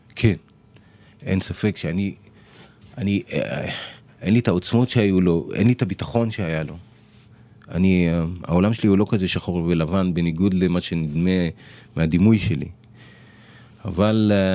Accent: Givatayim, Tel Aviv District, Israel; בשכונת בורחוב בגבעתיים

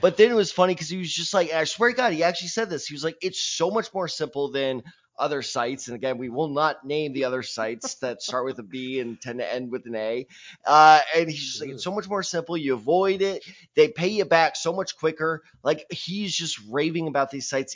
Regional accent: Missouri, United States; I am from Missouri.

